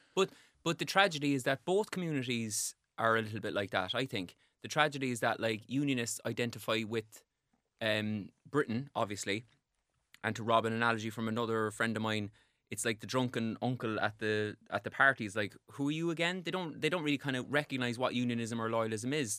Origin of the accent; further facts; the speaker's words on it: Cork, Munster, Ireland; I grew up in Cork